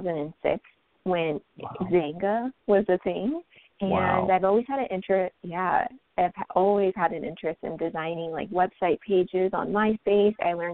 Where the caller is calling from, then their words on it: San Jose, California, United States; also born or lived in Indiana; I'm calling from San Jose, California.